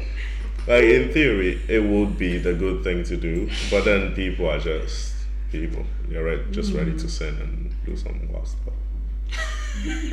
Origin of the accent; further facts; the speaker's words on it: Italy; moved away; I grew up in Italy